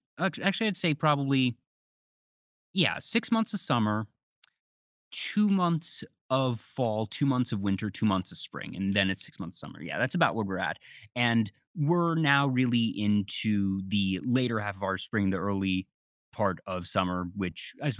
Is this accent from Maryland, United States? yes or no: yes; Maryland, United States; I grew up in Maryland, so I'm used to having all four seasons.